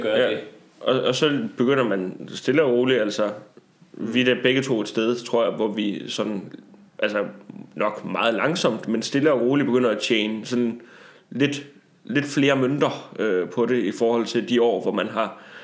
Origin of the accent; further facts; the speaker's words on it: Tarm, Central Denmark Region, Denmark; jeg kommer jo fra Tarm 68-80, som er så lidt mere et rough neighborhood